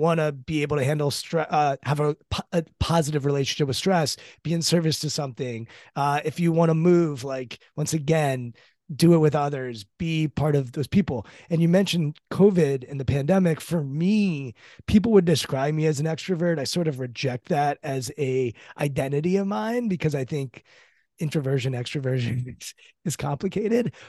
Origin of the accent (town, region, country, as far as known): United States